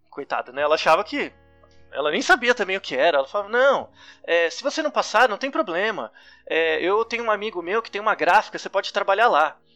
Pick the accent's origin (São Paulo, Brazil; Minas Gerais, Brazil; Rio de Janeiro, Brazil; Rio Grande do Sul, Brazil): São Paulo, Brazil; Eu nem sabia o que era USP. Né? Eu sou de São